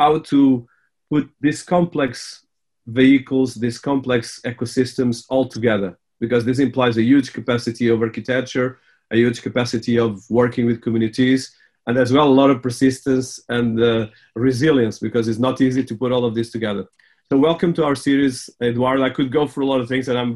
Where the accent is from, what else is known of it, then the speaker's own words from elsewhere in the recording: Portugal; I was born in Portugal, but my family was there for the last 100 years.